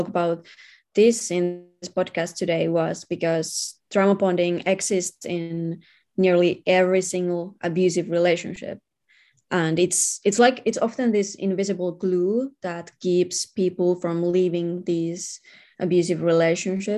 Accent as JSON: {"language": "English", "country": "Finland", "said": "I'm from Finland, where we have very high rates of domestic violence"}